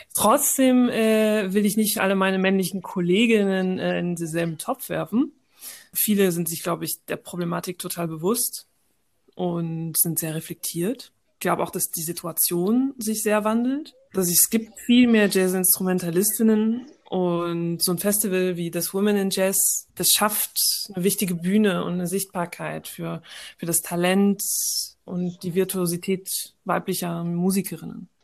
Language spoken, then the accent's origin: German; France; moved away as an adult; now in Germany; ich bin in Frankreich geboren und aufgewachsen, habe eine deutsche Mutter und einen algerischen Vater